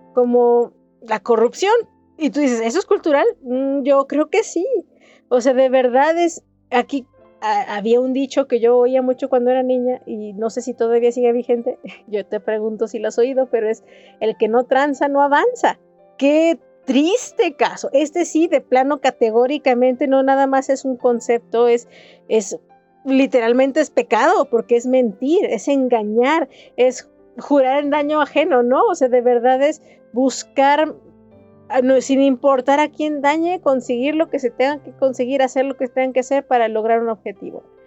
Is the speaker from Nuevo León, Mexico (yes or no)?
no; Jalisco, Mexico